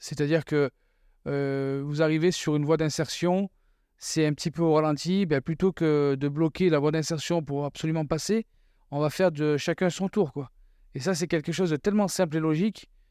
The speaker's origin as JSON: {"language": "French", "country": "France", "also_born_or_lived": "Quebec", "moved": "as an adult", "lives_now": "Canada", "said": "chez nous en France"}